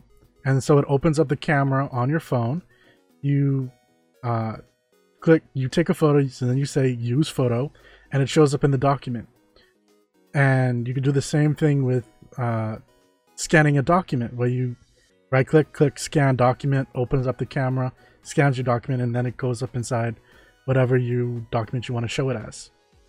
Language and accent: English; Germany; I'm from Germany. Welcome. We're currently in the Bahamas